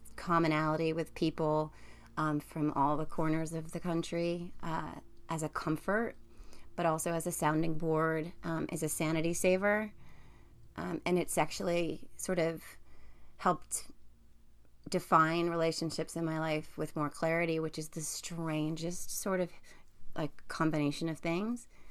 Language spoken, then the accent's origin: English; New Jersey, United States; I live in New Jersey. I'm from New Jersey